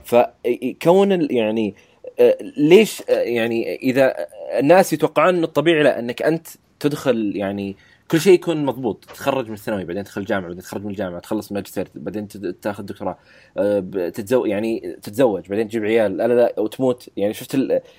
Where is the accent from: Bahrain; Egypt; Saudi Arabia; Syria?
Saudi Arabia; عندنا بالسعوديه